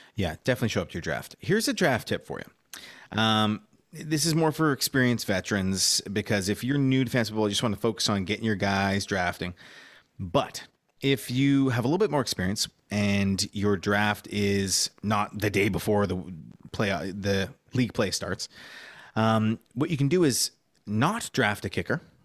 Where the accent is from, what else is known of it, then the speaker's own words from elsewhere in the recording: Montreal, Quebec, Canada; moved away; when I was growing up in Montreal